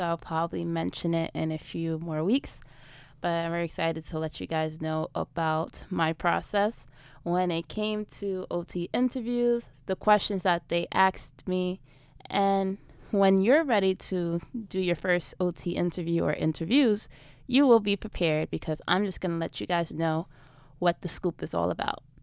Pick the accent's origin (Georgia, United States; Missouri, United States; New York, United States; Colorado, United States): New York, United States; New York City; I'm from New York City